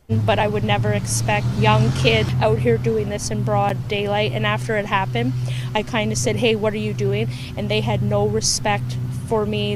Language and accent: English; Ontario, Canada; also born or lived in Nova Scotia; I'm from Ontario. I'm also from Nova Scotia.